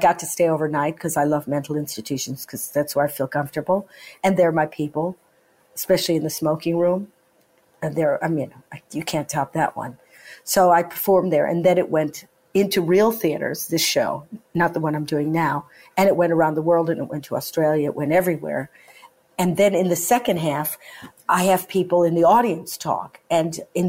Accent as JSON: {"language": "English", "country": "United States", "moved": "yes", "lives_now": "United Kingdom", "said": "I'm American"}